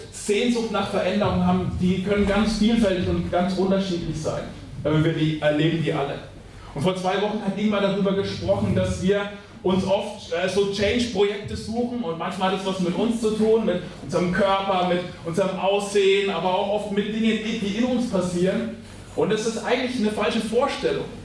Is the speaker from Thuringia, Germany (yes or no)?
no; Schweinfurt, Bavaria, Germany; ich ähm, komme aus Schweinfurt, also bin auch ein Franke und ich habe heute Morgen gemerkt, ich habe sogar mittelfränkische Wurzeln.